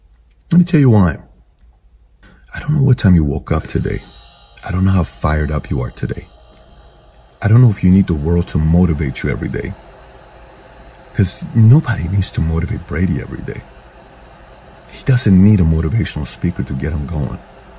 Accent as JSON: {"language": "English", "country": "Iran", "moved": "yes", "lives_now": "United States", "said": "I was a diehard Buffalo Bills fan when I came here from Iran."}